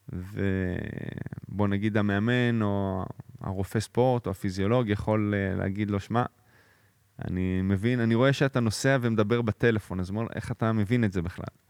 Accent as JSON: {"language": "Hebrew", "town": "Jerusalem", "region": "Jerusalem District", "country": "Israel", "tie": "born or raised there", "also_born_or_lived": "Florence, Italy"}